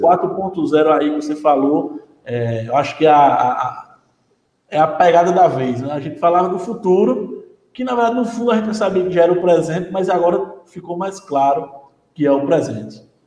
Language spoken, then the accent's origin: Portuguese; Paraíba, Brazil; eu estou na Paraíba, sou da Paraíba